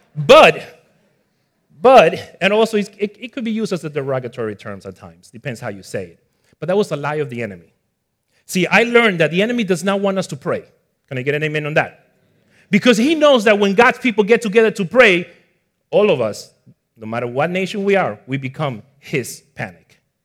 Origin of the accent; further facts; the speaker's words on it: Ecuador; also born or lived in Bronx, New York, United States; now in Florida, United States; I was born in the Bronx at four years old, I moved to my parents' country of origin, which is in Ecuador, South America. So that's where you notice the little accent